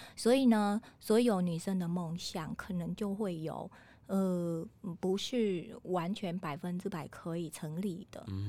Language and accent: Chinese; Vietnam; Chinese is a second language; moved away as an adult; now in Taiwan; 我们越南人也，也有做那个现代的书法